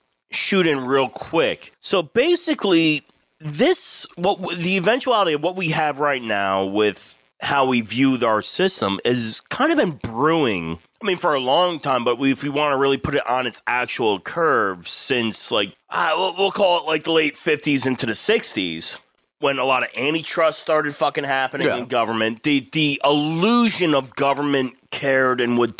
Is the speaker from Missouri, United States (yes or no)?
no; New Jersey, United States; I'm from New Jersey.